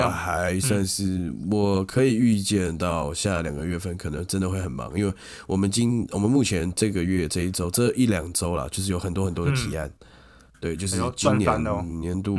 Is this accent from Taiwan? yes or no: yes; Taipei, Taiwan; 因为我是台北人，哦，我没有要太太多返乡的感觉，